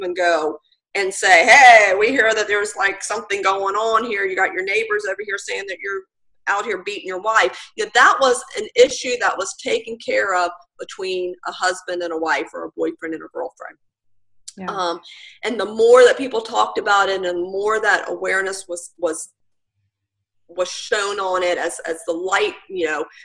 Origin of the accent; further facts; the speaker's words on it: Virginia Beach, Virginia, United States; now in Currituck County, United States; I grew up in Virginia Beach, in the Chicks Beach area.